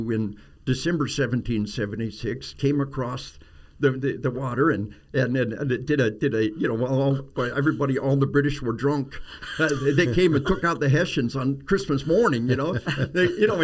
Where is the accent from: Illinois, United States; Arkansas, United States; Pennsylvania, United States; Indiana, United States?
Arkansas, United States; We are from Arkansas.